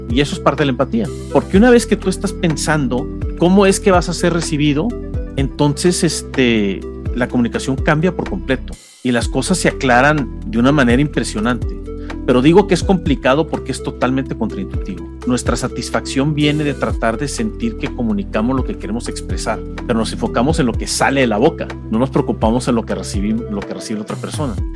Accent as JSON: {"language": "Spanish", "country": "Mexico", "said": "como mexicano"}